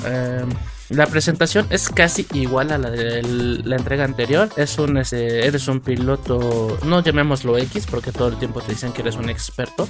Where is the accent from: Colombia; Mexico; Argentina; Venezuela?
Mexico; uno como mexicano